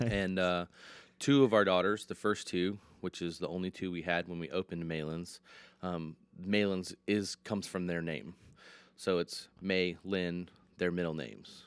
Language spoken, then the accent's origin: English; Michigan, United States; now in Lynchburg, United States; I'm originally from Michigan